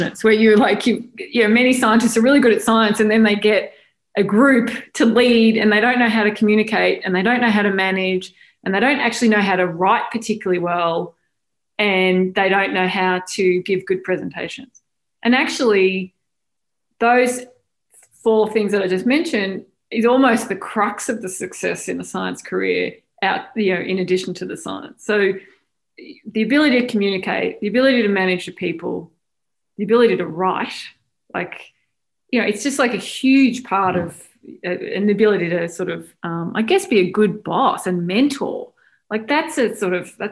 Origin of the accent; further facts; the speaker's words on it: Australia; moved away as an adult; also born or lived in Melbourne, Australia; now in United States; I grew up in Australia, went to Melbourne University